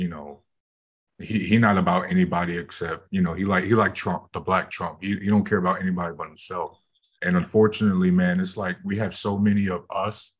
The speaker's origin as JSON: {"language": "English", "town": "Cleveland", "region": "Ohio", "country": "United States", "said": "I'm from Cleveland, Ohio"}